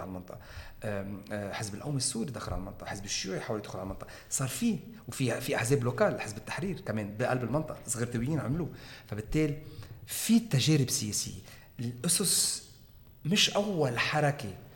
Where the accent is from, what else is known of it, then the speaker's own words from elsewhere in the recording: Lebanon; نحن كلبنانيين